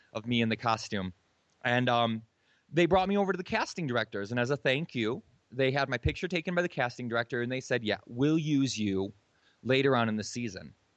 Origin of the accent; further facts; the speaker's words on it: Michigan, United States; moved away as an adult; also born or lived in Hawaii; I'm from Michigan